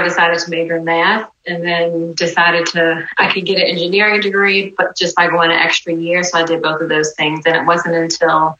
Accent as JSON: {"language": "English", "area": "near Norfolk", "region": "Virginia", "country": "United States", "tie": "born or raised there", "also_born_or_lived": "Atlanta, Georgia / Kenya / Greensboro, North Carolina / Durham, North Carolina", "moved": "as an adult", "said": "my home state of Virginia. So it's in Norfolk, Virginia, actually not far from where I grew up"}